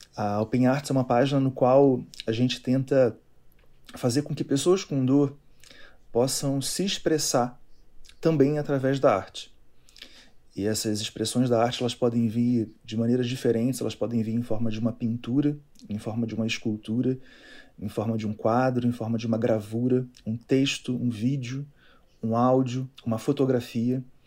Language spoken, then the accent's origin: Portuguese; Niterói, Rio de Janeiro, Brazil; moved away as an adult; now in Brasília, Brazil; Sou da cidade de Niterói, lá no Rio de Janeiro